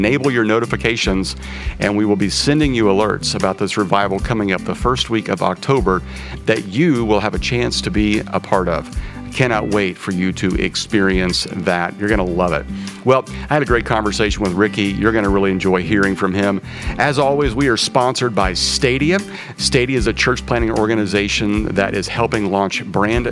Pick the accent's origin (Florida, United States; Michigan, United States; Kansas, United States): Kansas, United States; I'm from Kansas.